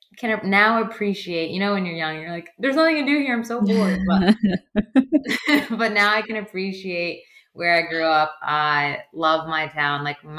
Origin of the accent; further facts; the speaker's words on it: Metuchen, New Jersey, United States; Well, Metuchen's a tiny, tiny, tiny town. So, like, I grew up on a dead-end street.